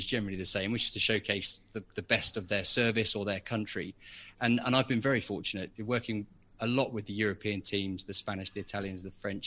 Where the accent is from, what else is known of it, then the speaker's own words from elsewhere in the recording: Biggin Hill, London, United Kingdom; moved away as an adult; now in Buckinghamshire, United Kingdom; I grew up in Biggin Hill, which I'm sure most of your listeners know is a very famous Second World War Battle of Britain airfield just outside London